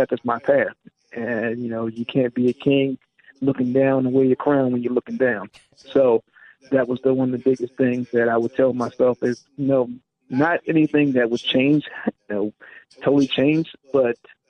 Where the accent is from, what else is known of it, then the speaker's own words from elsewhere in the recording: Washington, D.C., Maryland, United States; in my hometown of Maryland, Washington, D.C., DMV